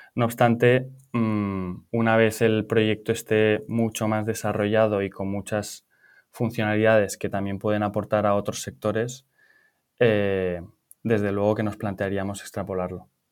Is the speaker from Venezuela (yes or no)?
no; Pamplona, Navarre, Spain; moved away as an adult; also born or lived in Valencia / London; yo soy de Pamplona, pero me vine a Valencia para estudiar la carrera